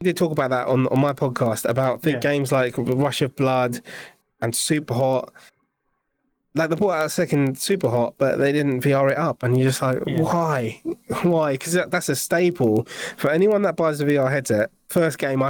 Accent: England, United Kingdom; we're from England

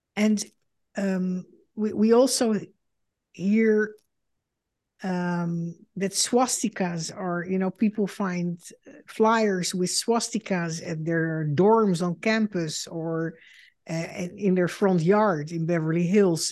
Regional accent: Netherlands; moved away as an adult; now in United States; I am a Dutch Jew and the daughter of Holocaust survivors. In two thousand six, I emigrated to the United States

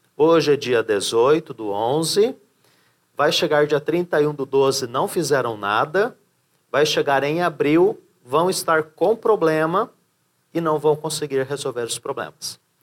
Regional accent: São Paulo, Brazil; Hoje estou em Santa Catarina, né? Sou de São Paulo

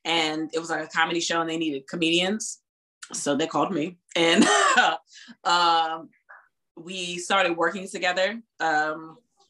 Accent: Virginia Beach, Virginia, United States; also born or lived in Washington, District of Columbia, United States; I was born in DC, but I've been in Virginia all my life, in Virginia Beach all my life.

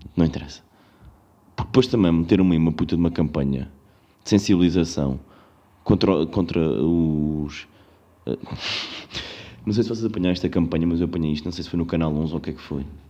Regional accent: Covilhã, Centro, Portugal; now in Lisbon, Portugal; eu sou da Covilhã

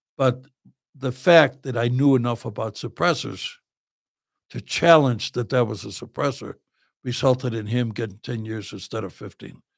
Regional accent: Chicago, Illinois, United States; moved away; I'm from Chicago.

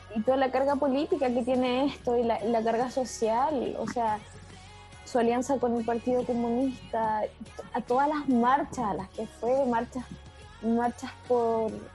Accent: Chile; no somos así los chilenos. La mayoría de los chilenos no somos rubios de ojos azules

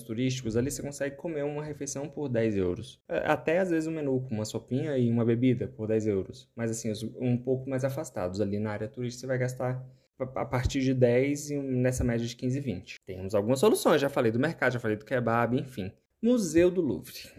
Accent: Brazil; sim, sou brasileiro

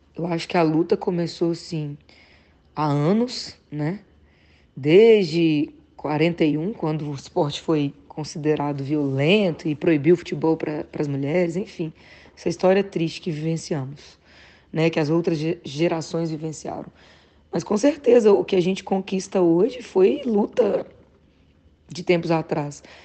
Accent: Patos de Minas, Minas Gerais, Brazil; Patos de Minas, né? Que é a cidade onde eu fui criada

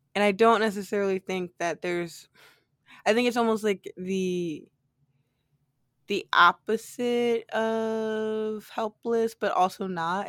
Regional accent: United States; as an American citizen

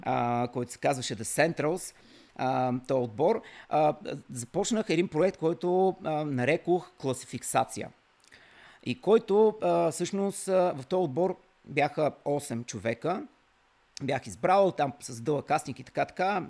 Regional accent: Kavarna, Dobrich Province, Bulgaria; съм роден в Каварна

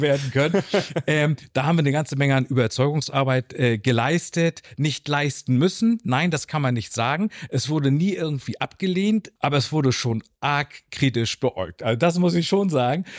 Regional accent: Lübeck, Schleswig-Holstein, Germany; dass ich gebürtiger Lübecker bin

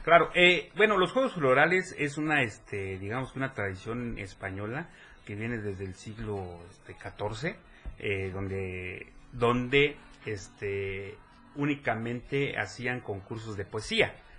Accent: Chiapas, Mexico; soy el primer chiapaneco.

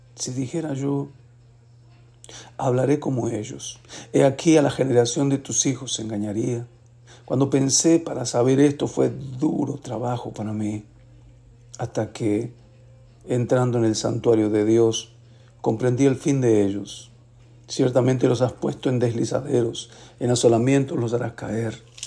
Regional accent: Mendoza, Argentina; En mi tierra Mendoza

